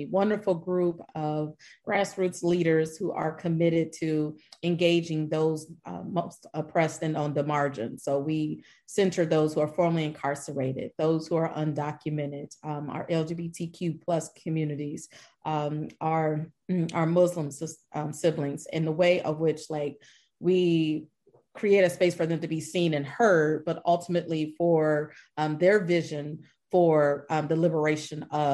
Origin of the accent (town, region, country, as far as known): Columbus, Ohio, United States; now in Dallas-Fort Worth, United States